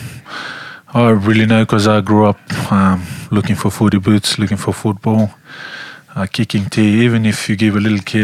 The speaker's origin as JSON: {"language": "English", "town": "Nausori", "region": "Central Division", "country": "Fiji", "tie": "born or raised there", "said": "I was born in my little hometown. It's called Nosori. I was born in Nosori Maternity Hospital, 1995. I grew up back in the village"}